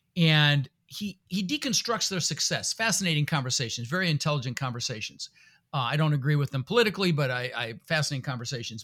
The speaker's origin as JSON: {"language": "English", "town": "Denver", "region": "Colorado", "country": "United States", "tie": "born or raised there", "also_born_or_lived": "Netherlands", "second_language": "English", "said": "I was born in the Netherlands, you know, think wooden shoes and windmills. Uh, immigrated when I was six years old with my brother Albert and my mother Zvonta. Uh, we ended up in Denver, Colorado"}